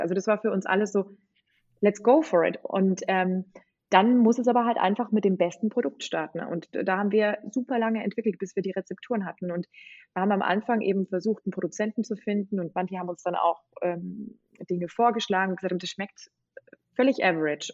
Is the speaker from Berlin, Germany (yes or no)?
no; Bavaria, Germany; moved away as an adult; also born or lived in England; Also ich bin eigentlich volle Bayerin